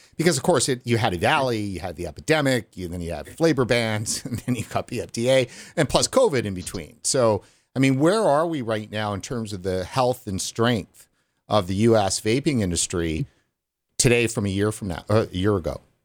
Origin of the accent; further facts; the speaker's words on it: Canada; as a Canadian